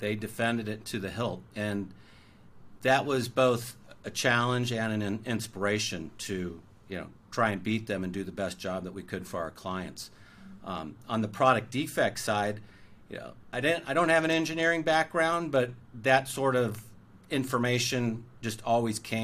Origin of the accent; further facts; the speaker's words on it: Orange County, California, United States; I grew up in Orange County, which is sort of conservative.